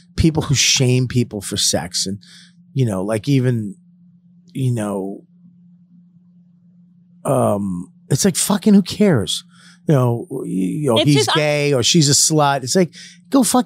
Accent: Boston, Massachusetts, United States; I was Irish Catholic from Boston

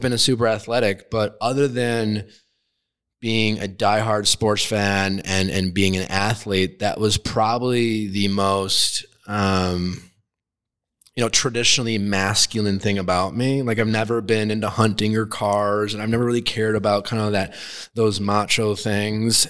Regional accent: Milwaukee, Wisconsin, United States; I grew up in Milwaukee, Wisconsin

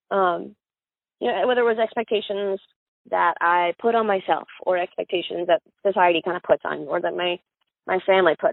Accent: Miami, Florida, United States; born there; You know, i was born in South Dade County, Miami, which is Cuba.

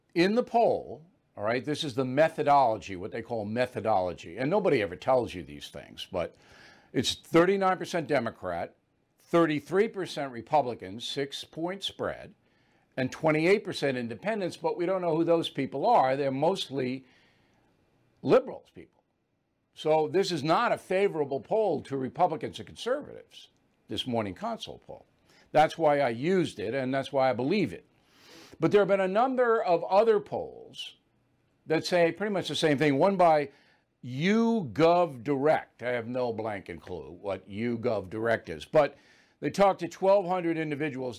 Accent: Levittown, New York, United States; moved away; I came from Levittown, there's not a lot of white privilege in Levittown

